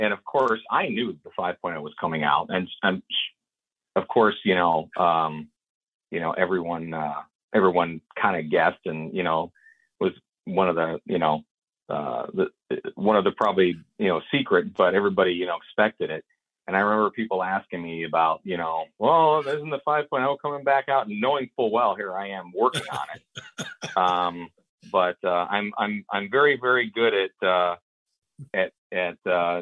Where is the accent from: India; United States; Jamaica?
United States; Huntington Beach, California; I was brought home from the hospital out in Huntington Beach, California